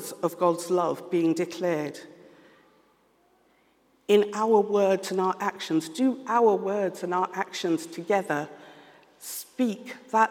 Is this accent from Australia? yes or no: no; London, United Kingdom; first language English; I'm of Yoruba, Nigerian heritage, I was born and brought up in London, with English as my first language